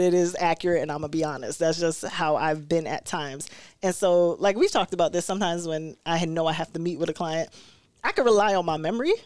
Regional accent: New York City, New York, United States; now in Rochester, United States; growing up in Brooklyn

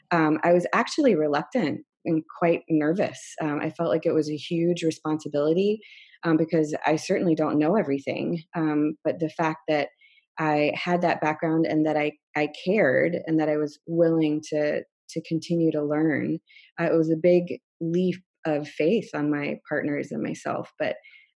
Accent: San Francisco, California, United States; now in Seattle, United States; And I came from San Francisco and the Bay Area

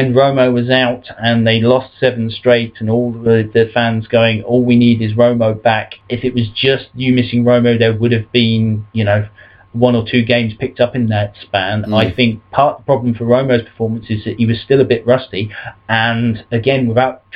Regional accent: United Kingdom

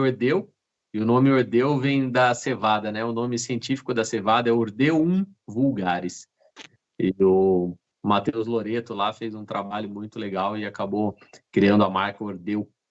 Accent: Jundiaí, São Paulo, Brazil; moved away as an adult; also born or lived in Rio Grande do Sul; now in Caxias do Sul, Brazil; eu sou do interior de São Paulo, de Jundiaí, e eu vim eh, para o Rio Grande do Sul em 2008

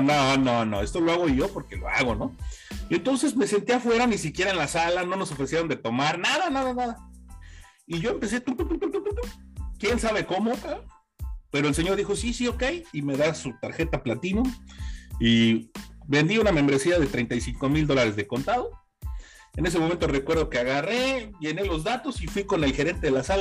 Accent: Mexico City, Mexico; yo soy originario de la Ciudad de México

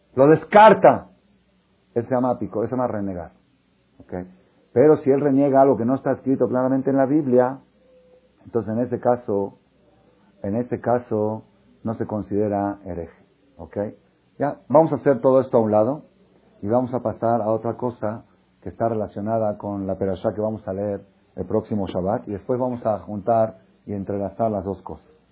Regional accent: Mexico; moved away as an adult; also born or lived in Israel; Soy judío nacido en México

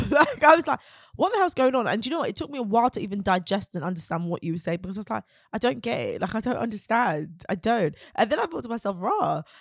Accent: London, United Kingdom; we're from Peckham

